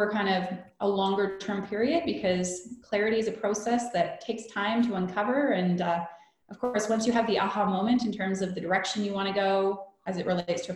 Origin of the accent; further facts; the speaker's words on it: Canada; moved away as an adult; also born or lived in Vancouver, Canada; now in Munich, Germany; I'm from Canada.